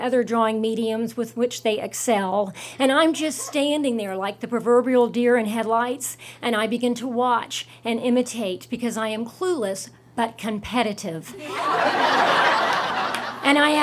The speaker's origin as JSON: {"language": "English", "region": "the South", "country": "United States", "tie": "born or raised there", "moved": "as an adult", "said": "Growing up in the South"}